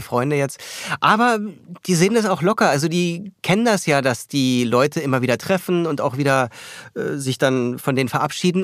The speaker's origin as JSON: {"language": "German", "region": "Berlin", "country": "Germany", "also_born_or_lived": "New York / Munich / Paris", "moved": "as an adult", "said": "Ich bin Berliner, ich fühle mich hier wohl."}